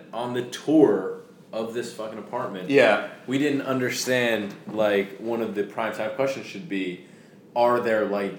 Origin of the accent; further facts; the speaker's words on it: Manalapan, New Jersey, United States; moved away; I grew up in Manalapan, New Jersey.